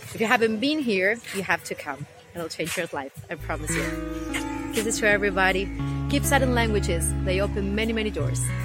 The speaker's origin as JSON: {"language": "English", "country": "Argentina", "first_language": "Spanish", "second_language": "English", "said": "I'm from Argentina. My mother tongue is Spanish."}